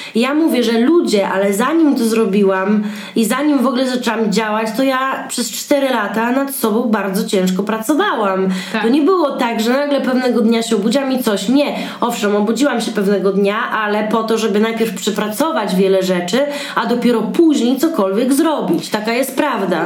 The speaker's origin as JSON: {"language": "Polish", "town": "Białystok", "region": "Podlaskie Voivodeship", "country": "Poland", "moved": "yes", "lives_now": "Warsaw, Poland", "said": "ja jestem z Białego Stoku i bardzo lubię jeździć do siebie na Podlasie"}